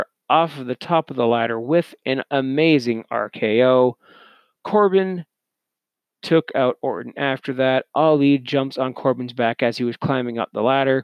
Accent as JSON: {"language": "English", "country": "Canada", "said": "as a Canadian"}